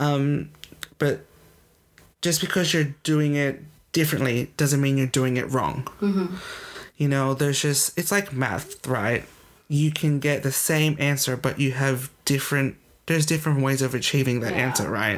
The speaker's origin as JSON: {"language": "English", "country": "Australia", "accent": "Australian", "said": "my accent when I'm with my friends is Australian. You can tell it's yeah. an Australian accent."}